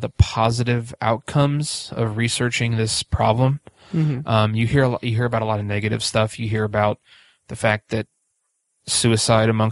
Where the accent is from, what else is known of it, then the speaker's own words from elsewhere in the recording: Speedway, Indiana, United States; growing up in Speedway